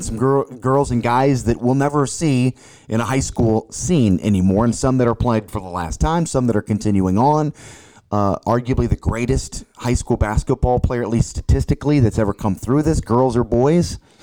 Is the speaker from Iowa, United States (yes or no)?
no; St. Louis, Missouri, United States; moved away as an adult; now in Quincy, United States; I grew up in Saint Louis and, and I've lived here now for twenty years